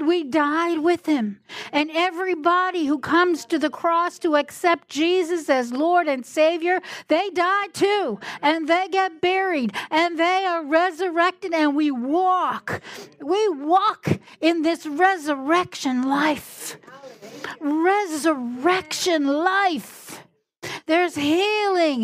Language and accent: English; Newfoundland and Labrador, Canada; I'm from Newfoundland